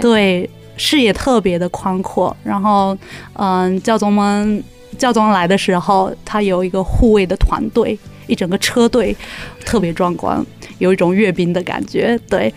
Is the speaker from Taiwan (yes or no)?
no; China; moved away; 我们俩还属于中国人，然后，而且刚从， 刚从中国大陆过来不久